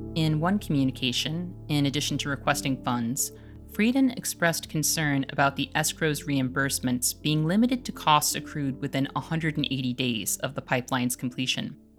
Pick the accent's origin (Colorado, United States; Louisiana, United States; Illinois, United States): Illinois, United States; Chicago; As a Chicagoan